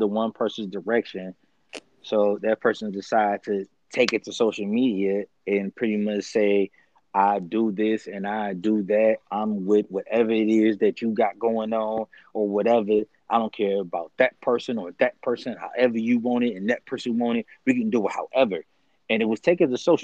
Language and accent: English; Detroit, Michigan, United States; me growing up in Detroit